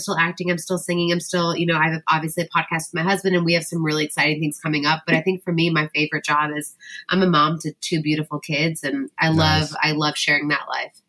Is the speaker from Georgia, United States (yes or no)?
no; Michigan, United States; also born or lived in Nashville; now in Los Angeles, United States; I am from Michigan, and we're living right now in Los Angeles, but we're moving back to Nashville.